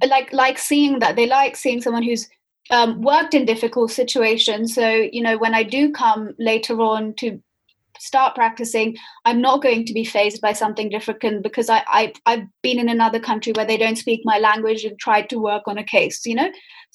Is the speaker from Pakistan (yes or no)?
yes; Pakistan; so I'm Pakistani, and actually one of the main reasons I wanted to do the Anglo-Israel scholarship was because I wanted to go work in Israel.